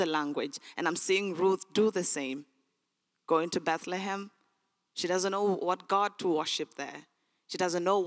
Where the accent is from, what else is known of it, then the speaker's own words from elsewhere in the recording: Sudan; English is a second language; moved away; I was born in Sudan